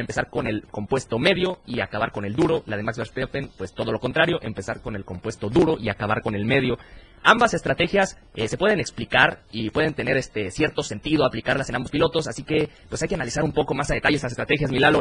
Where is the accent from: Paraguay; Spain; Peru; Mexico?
Mexico; aquí en México